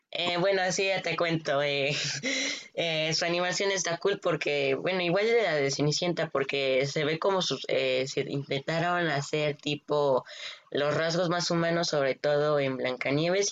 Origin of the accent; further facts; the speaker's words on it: Mexico; soy de México